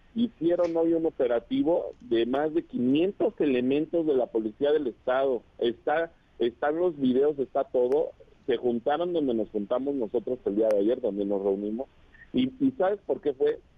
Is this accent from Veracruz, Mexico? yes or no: no; State of Mexico, Mexico; yo amo mi estado, amo mi tierra